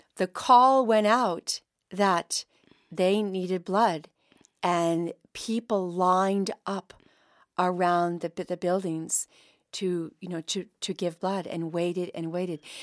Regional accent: Mystic, Connecticut, United States; I came from Mystic, Connecticut

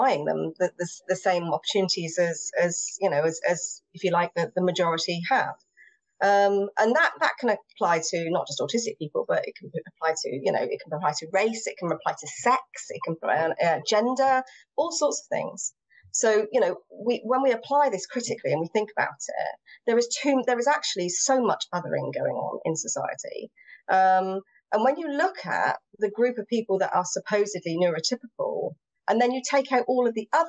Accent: England, United Kingdom; first language English; I'm English.

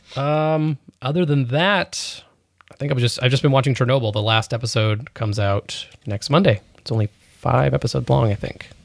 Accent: New York, United States; I'm a New Yorker.

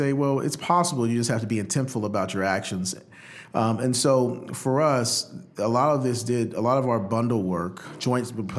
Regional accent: Muscle Shoals, Alabama, United States; moved away as an adult; also born or lived in New Orleans, Louisiana / Washington, D.C.; now in Pittsburgh, United States; I grew up in Alabama, played a small place called Muscle Shoals, Alabama, and my parents are still there

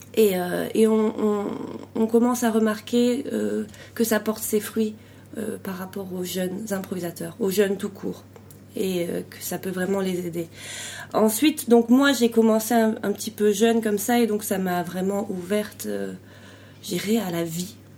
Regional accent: France; moved away as an adult; now in Belgium; je suis française d'origine, j'habite en Belgique depuis depuis 14 ans

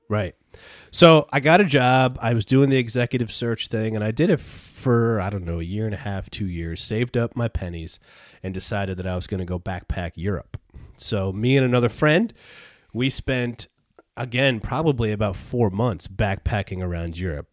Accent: Peru, New York, United States; I grew up in Peru, New York, and went to s, went to school in Peru

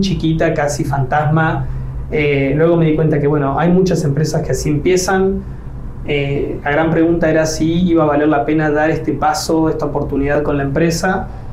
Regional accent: Rosario, Santa Fe, Argentina; moved away as an adult; also born or lived in Riviera Maya, Mexico; now in Mexico; me delata el acento, pues yo no soy de México, soy de Argentina, de Rosario

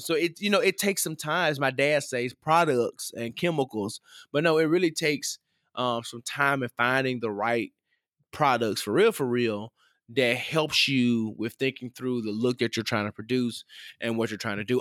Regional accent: the South, United States; I grew up in the South

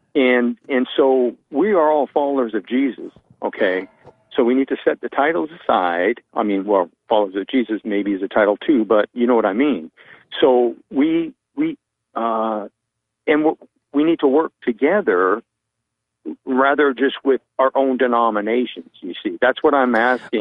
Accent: Vancouver, British Columbia, Canada; now in Callahan, United States; I'm from Vancouver, British Columbia.

